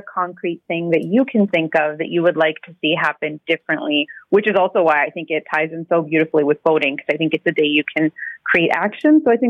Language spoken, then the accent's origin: English; Canada; I think when I reflect as an adult and as a Canadian on how I truly want to celebrate Bandi Chhor Divas